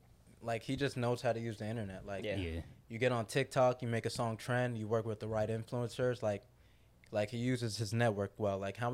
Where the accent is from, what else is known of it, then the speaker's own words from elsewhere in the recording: Jamaica; I listen to a lot of dancehall reggae. I'm Jamaican.